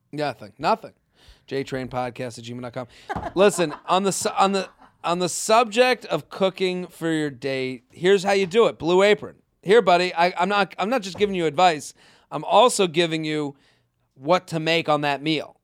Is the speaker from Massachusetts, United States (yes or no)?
yes; Needham, Massachusetts, United States; moved away; my hometown